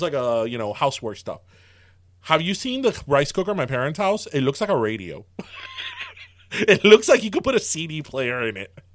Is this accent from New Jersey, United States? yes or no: no; South Florida, United States; we're from South Florida